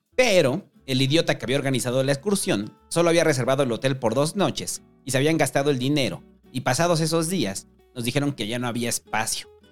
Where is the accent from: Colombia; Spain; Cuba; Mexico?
Mexico; Mexico City; somos los habitantes de la Ciudad de México